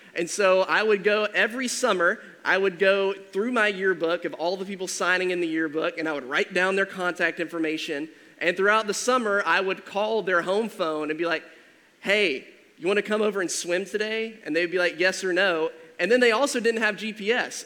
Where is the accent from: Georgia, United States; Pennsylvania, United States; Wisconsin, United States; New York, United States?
Georgia, United States; moved away; I'm originally from Georgia, and so we had like 20 acres total